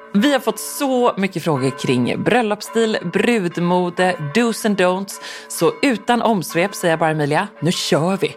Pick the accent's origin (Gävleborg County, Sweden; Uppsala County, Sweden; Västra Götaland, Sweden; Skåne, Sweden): Västra Götaland, Sweden; Gothenburg; som den göteborgare jag och min mamma är